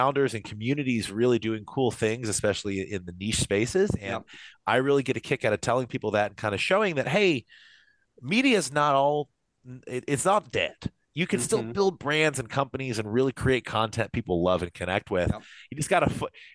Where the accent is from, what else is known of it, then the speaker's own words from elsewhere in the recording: Kentucky, United States; moved away; I am from Kentucky originally